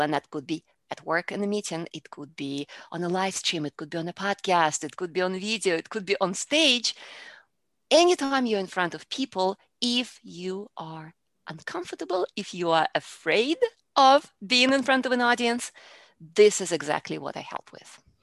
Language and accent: English; Russia; English is a second language; moved away as an adult; now in Houston, United States; I, originally, I am from Russia, and I came to the United States, uh, when I was in my early twenties